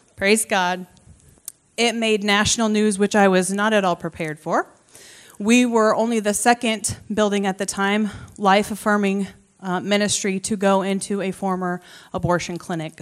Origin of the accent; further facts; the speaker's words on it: Creston, Iowa, United States; I grew up around Creston, and so it's kind of what I would consider to be my hometown.